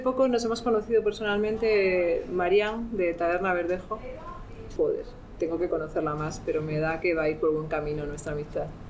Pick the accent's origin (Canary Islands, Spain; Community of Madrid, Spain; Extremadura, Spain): Extremadura, Spain; romero, que es algo muy eh, particular en mi tierra